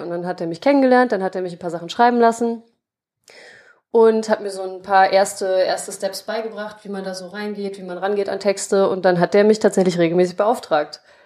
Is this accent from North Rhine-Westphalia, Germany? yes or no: yes; Krefeld, North Rhine-Westphalia, Germany; geboren in Krefeld, aufgewachsen in Krefeld